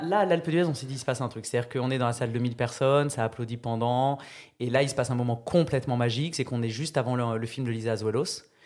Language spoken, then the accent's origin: French; France; je viens de Charente et du Tarn-et-Garonne